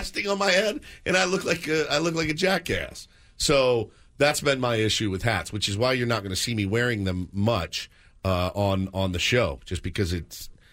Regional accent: the South, United States; I was from the South

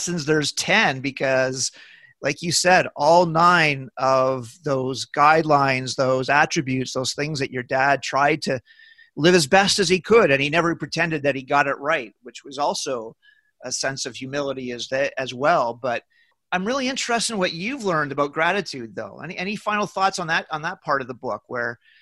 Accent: Moose Jaw, Saskatchewan, Canada; I'm from Moose Jaw

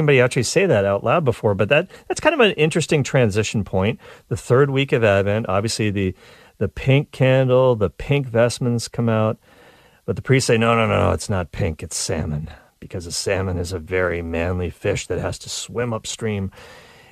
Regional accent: Nova Scotia, Canada; I grew up in Nova Scotia, so I feel like that was the Canadian Maine

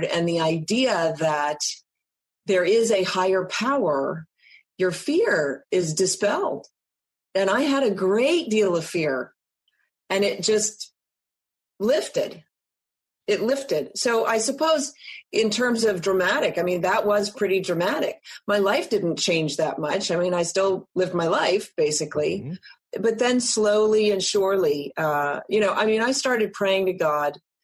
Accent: East Coast, United States; I was born on the West Coast. I grew up on the East Coast.

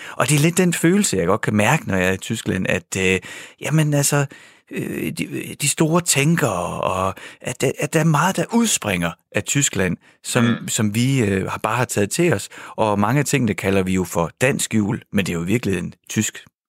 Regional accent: Denmark

